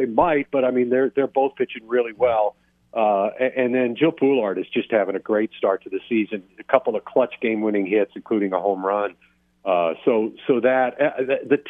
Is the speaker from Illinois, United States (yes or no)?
yes; Southern Illinois, United States; moved away; I grew up in Southern Illinois